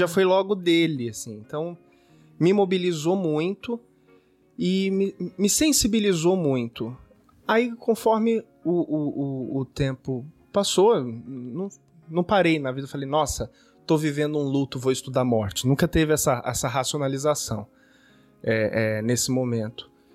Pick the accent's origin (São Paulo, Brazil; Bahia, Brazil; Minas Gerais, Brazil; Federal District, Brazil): São Paulo, Brazil; also born or lived in Rio de Janeiro; nasci aqui em São Paulo mesmo, mas já morei um bom tempo no Rio de Janeiro